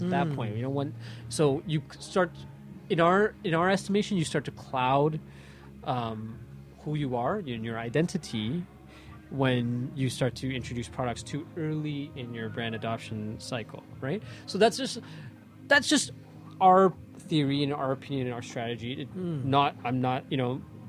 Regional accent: Toronto, Ontario, Canada; Canadian born, Toronto born, Scarborough kid, you know, growing up in the city and living in the city and making my home

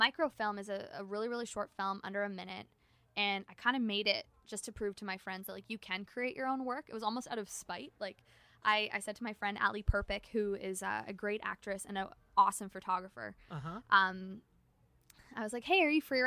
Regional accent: Canada; I'm Canadian.

